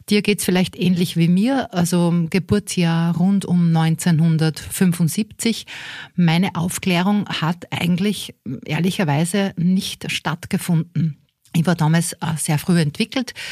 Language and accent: German; Linz, Upper Austria, Austria; Ich komme aus Linz in Oberösterreich und starte mit 2023 nicht nur das Projekt Meno Mio, sondern auch beruflich noch einmal neu durch.